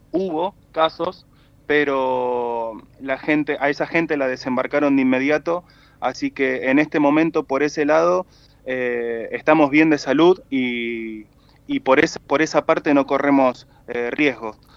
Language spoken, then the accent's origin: Spanish; Argentina; Somos nueve tripulantes argentinos